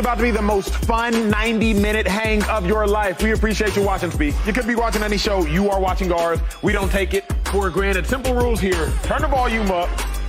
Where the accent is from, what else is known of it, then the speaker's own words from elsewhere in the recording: Cincinnati, Ohio, United States; Born and raised in Cincinnati.